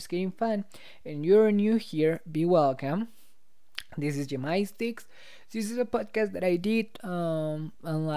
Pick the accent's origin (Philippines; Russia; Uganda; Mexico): Mexico; English is a second language; I'm from Mexico. I'm from Mexico.